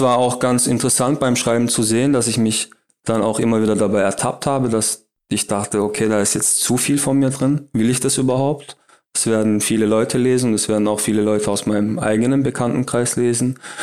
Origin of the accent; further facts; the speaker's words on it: Heilbronn, Baden-Württemberg, Germany; also born or lived in Berlin; meine Heimatstadt hier, auf Heilbronn